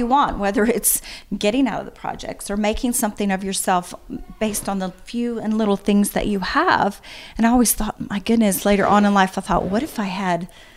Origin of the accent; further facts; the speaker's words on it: Baton Rouge, Louisiana, United States; moved away; I was born and raised in Baton Rouge, Louisiana